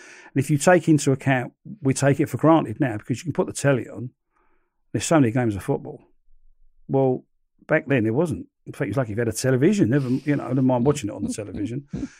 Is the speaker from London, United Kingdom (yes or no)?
yes; London, United Kingdom; accent: Cockney; It was almost as if they knew I was a Cockney, you know. I was from London.